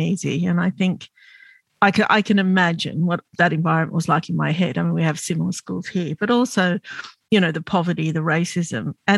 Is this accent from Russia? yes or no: no; Australia; I'm Lebanese Australian and my parents were first generation Lebanese and they came to this country to give us a better life.